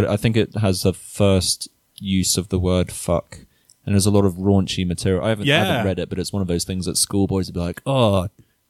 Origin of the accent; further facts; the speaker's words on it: Yorkshire and the Humber, United Kingdom; also born or lived in London; now in United States; So I lived in London for a bit, but I went to school up in Yorkshire.